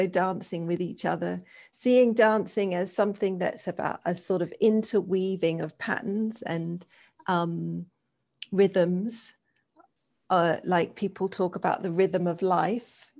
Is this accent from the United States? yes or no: no; England, United Kingdom; I grew up in England